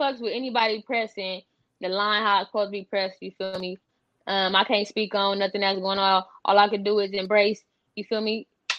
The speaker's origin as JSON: {"language": "English", "country": "United States", "said": "I'm from Westside, NHB, 27th Street, Parkside."}